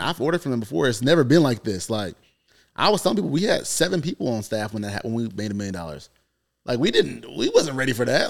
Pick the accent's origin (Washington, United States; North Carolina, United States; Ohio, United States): North Carolina, United States; I come from North Carolina